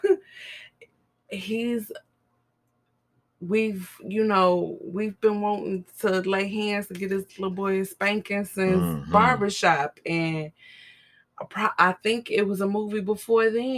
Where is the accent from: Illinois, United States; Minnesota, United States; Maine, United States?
Illinois, United States; Chicago; you're from my hometown. We had the same guidance counselor.